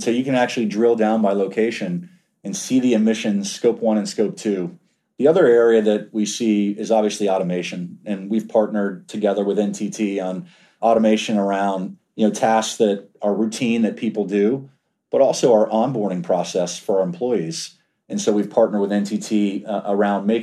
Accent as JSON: {"language": "English", "town": "Washington", "region": "District of Columbia", "country": "United States", "tie": "born or raised there", "also_born_or_lived": "Georgia", "moved": "yes", "said": "I grew up in Washington, D.C."}